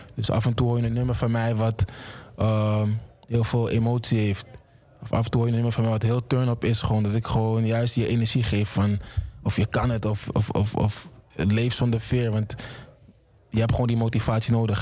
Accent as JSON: {"language": "Dutch", "town": "Amsterdam", "region": "North Holland", "country": "Netherlands", "said": "ik kom uit Amsterdam Oost"}